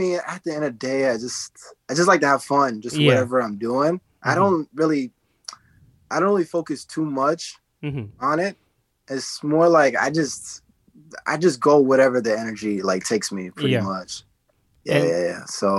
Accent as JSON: {"language": "English", "town": "Dallas", "region": "Texas", "country": "United States", "tie": "born or raised there", "also_born_or_lived": "Garland", "said": "from Dallas, Texas. {S2} Mm-hmm. {S4} Born and raised in the city. I was born in the city called Garland."}